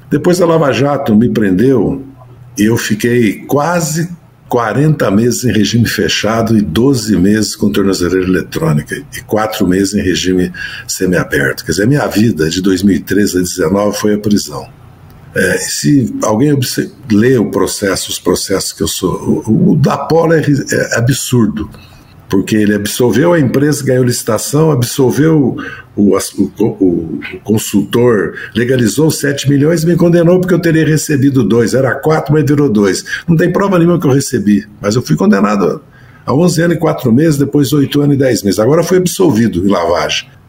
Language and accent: Portuguese; Brazil; eu, como cidadão, como brasileiro, né? E como um rapaz latino-americano